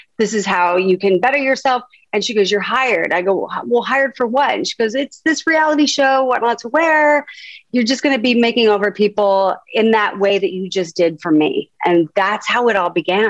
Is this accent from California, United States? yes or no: yes; Huntington Beach, California, United States; I grew up in Southern California, in Huntington Beach, California